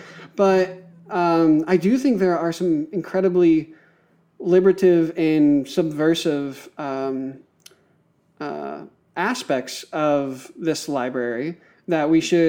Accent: Pennsylvania, United States; I grew up in Western rural Pennsylvania. I was a pastor's kid. I'm racialized as white. I'm born in the U.S. in the 21st century.

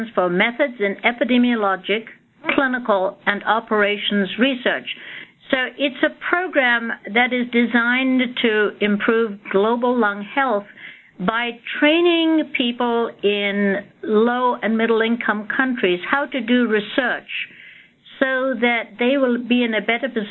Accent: Scotland, United Kingdom; moved away; also born or lived in India; I was born in India and received all my education in Scotland.

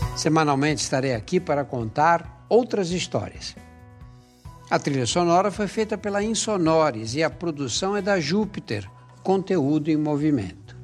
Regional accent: Brazil; eu sou brasileiro

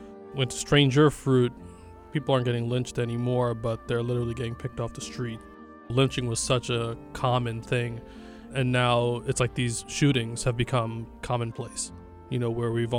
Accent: Brooklyn, New York, United States; I'm an artist from Brooklyn, New York.

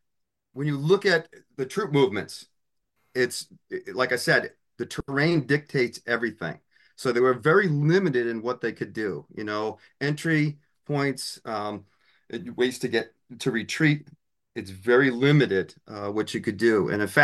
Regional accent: Boston, Massachusetts, United States; I grew up in Boston. And I spent all my summers up in Maine.

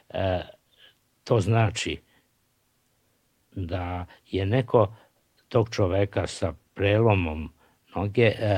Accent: Serbia

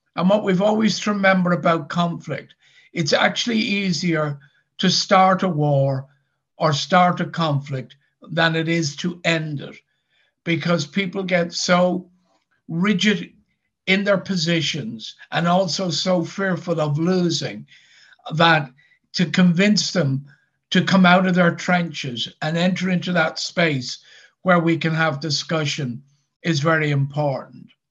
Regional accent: Dublin, Leinster, Ireland; now in Northern Ireland, United Kingdom; I actually don't come from Northern Ireland. I come from Dublin in the Republic of Ireland

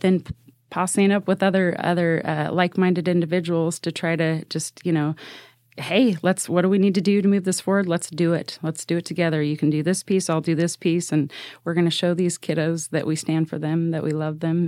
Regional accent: Salem, Oregon, United States; I was born and raised in Salem Kaiser

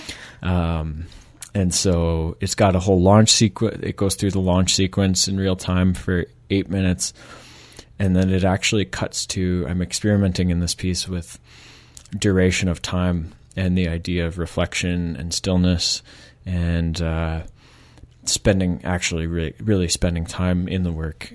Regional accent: Michigan, United States; moved away as an adult; now in Victoria, Canada; I'm from Michigan originally

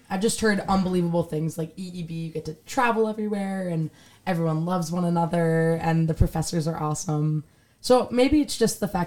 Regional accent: Westchester, New York, United States; I'm from Westchester, New York.

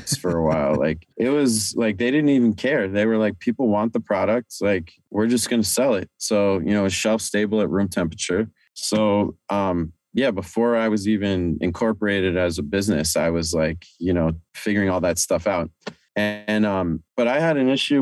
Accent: Amherst, Massachusetts, United States; now in New York City, United States; I grew up in Amherst, Massachusetts

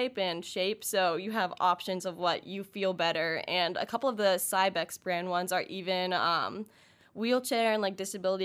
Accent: Pittsburgh, Pennsylvania, United States; moved away; I'm actually from Pittsburgh

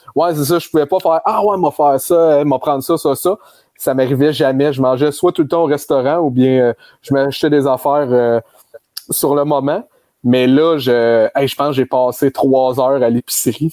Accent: Granby, Quebec, Canada; moved away; je venais de Grenby

